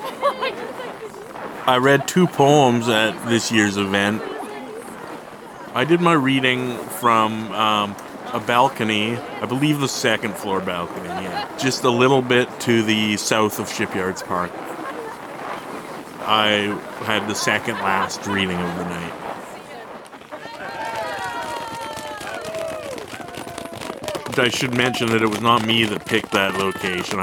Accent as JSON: {"language": "English", "town": "Whitehorse", "region": "Yukon", "country": "Canada", "tie": "born or raised there", "said": "I was born and raised in Whitehorse, Yukon. I grew up here, went away to school, as so many of us do, but then came back and made my home here"}